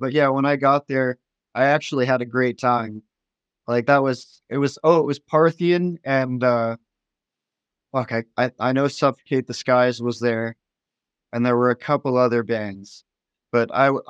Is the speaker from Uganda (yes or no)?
no; Augusta, Kansas, United States; but that's just because I live in a bigger city. And Wichita is more progressive than where I grew up.